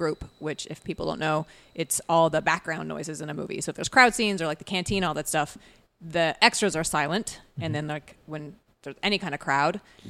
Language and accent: English; Canada; accent: Canadian; when I went to theater school, the first thing they did was like beat my Canadian accent out of me and then give me a British accent.